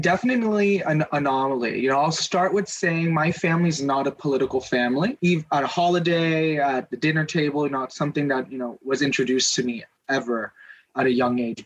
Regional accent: Southern California, United States; i'm from Southern California. LA's right down the highway

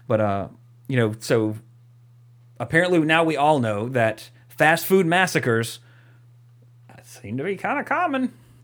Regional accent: Walker, Louisiana, United States; my hometown of Walker, Louisiana

